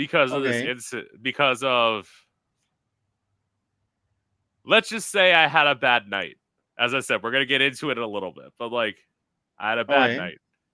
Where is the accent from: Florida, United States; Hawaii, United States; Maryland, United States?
Florida, United States; I'm living in my hometown.